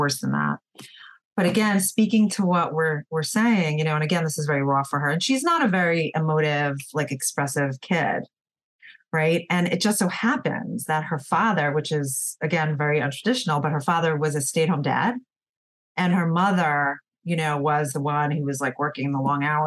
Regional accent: New York, United States; I'm from New York, so we're very fast paced

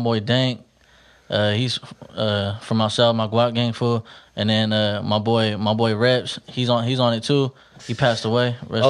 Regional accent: Stockton, California, United States; Yeah, East. I grew up right there on Vine. Vine and Filbert right there. By Fillmore School, yeah. Grew up right there. That was my grandpa's house, you know.

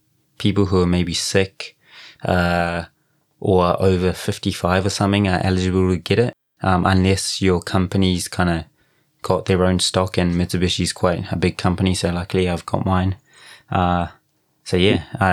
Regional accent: Rotorua, Bay of Plenty, New Zealand; moved away; I grew up in Rotorua

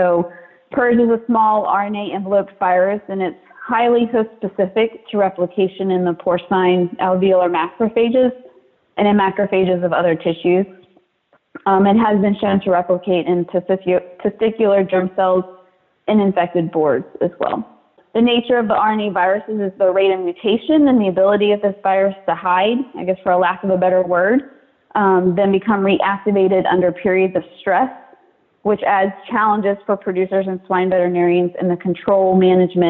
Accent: West Virginia, United States; moved away as an adult; also born or lived in North Carolina; I grew up in West Virginia

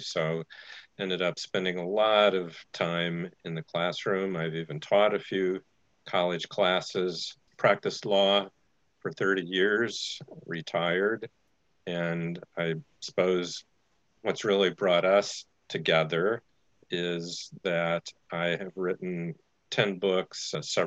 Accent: Goshen, Indiana, United States; in the small town of Goshen, Indiana

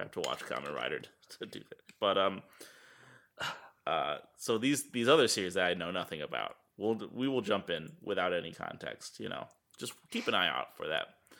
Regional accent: United States; as an American

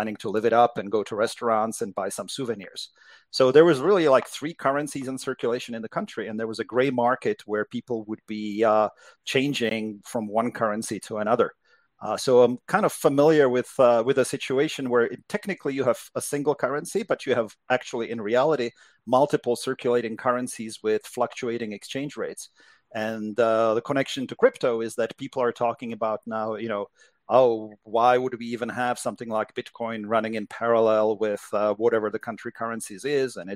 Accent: Czechia; now in United States; Well, I grew up in Czechoslovakia. So it was uh, in the 1970s and 1980s, so it was still a communist country, and it was a very different uh, place than uh, than living here in the U.S. now.

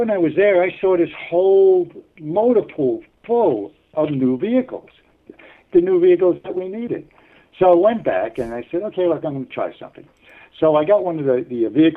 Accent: New York City, New York, United States; moved away as an adult; growing up in New York

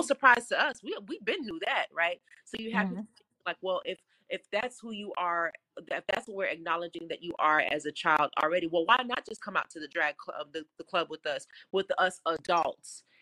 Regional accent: South Florida, United States; I'm from South Florida

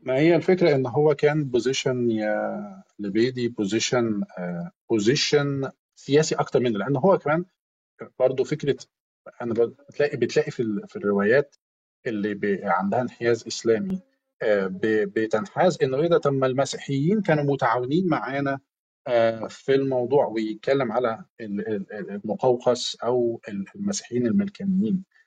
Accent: Egypt; إحنا كمصريين

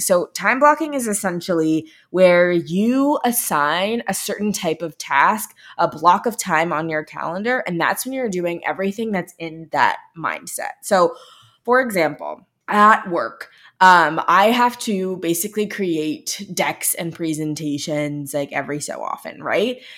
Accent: Midwest, United States; also born or lived in Los Angeles; I'm from the Midwest

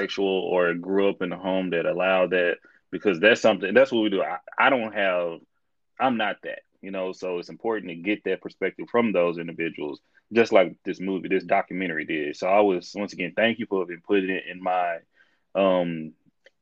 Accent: Texas, United States; I'm from Texas, and I'm a little country

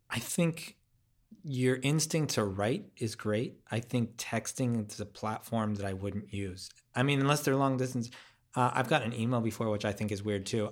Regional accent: United States; I'm American

